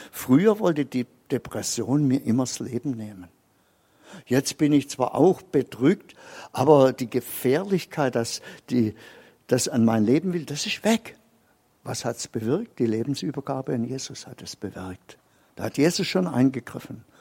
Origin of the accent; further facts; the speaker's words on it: Baden-Württemberg, Germany; als Schwabe ist ein bisschen geizig und das habe ich bei mir auch erkannt.